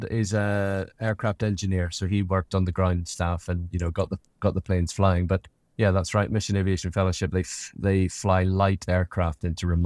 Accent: Tennessee, United States; born there; I was born in Tennessee.

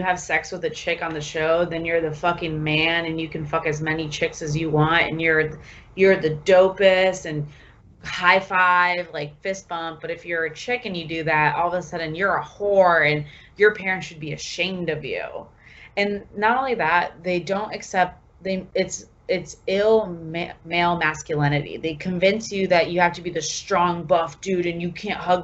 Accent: Sarasota, Florida, United States; I'm from Sarasota

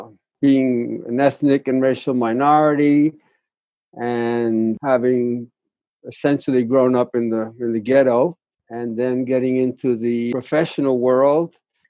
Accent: New York, United States; moved away as an adult; also born or lived in Topeka, Kansas / Philadelphia; I'm a New York Puerto Rican. Parents came from Puerto Rico. I was born and raised in New York, Harlem, and South Bronx. I'm an only child. Came from a very troubled family, Catholic.

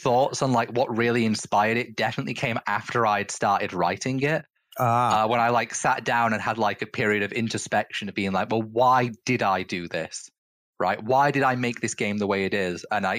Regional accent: England, United Kingdom; that the fact that I was born into the European Union now doesn't matter. I am no longer European. I am just English.

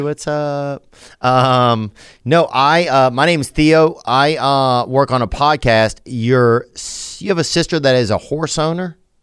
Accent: Louisiana, United States; also born or lived in Nashville; now in Los Angeles, United States; I'm from Louisiana, but I live right now in Los Angeles and Nashville

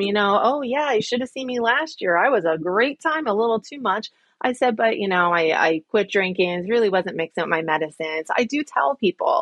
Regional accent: central New Jersey, United States; accent: Jersey; Do I have a big Jersey accent?

